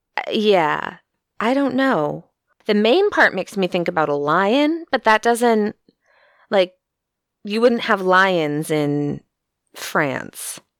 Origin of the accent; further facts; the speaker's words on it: United States; from the United States